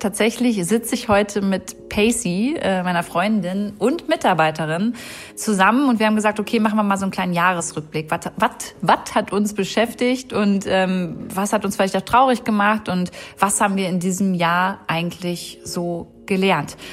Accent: Braunschweig, Lower Saxony, Germany; now in Berlin, Germany; wir kommen beide aus Braunschweig

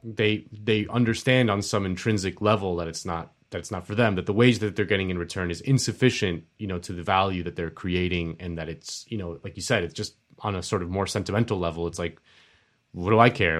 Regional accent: Miami, Florida, United States; My hometown of Miami

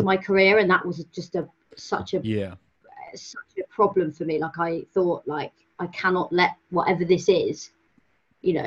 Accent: Cornwall, South West England, United Kingdom; I'm from Cornwall, so, small town

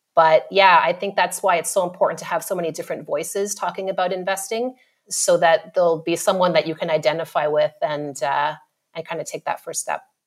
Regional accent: Ottawa, Ontario, Canada; moved away as an adult; now in Australia; So Ottawa, which is the capital

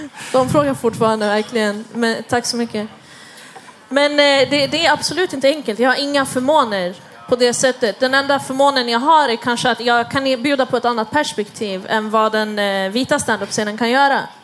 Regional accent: Stockholm, Stockholm County, Sweden; jag kommer själv från Husby

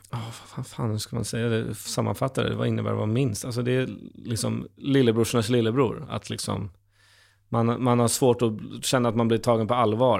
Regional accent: Stockholm, Stockholm County, Sweden; man en gamer från Stockholm

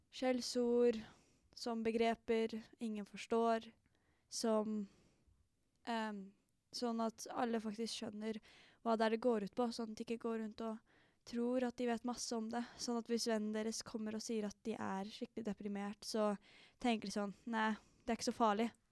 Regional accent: Oslo, Norway; Jeg er fra Holmlia i Oslo

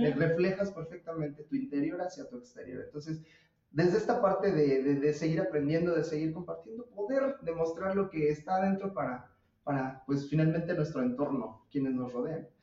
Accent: Mexico; nosotros en México

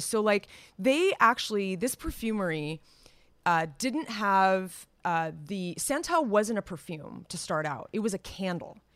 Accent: Los Gatos, California, United States; moved away; my hometown, Las Gatas

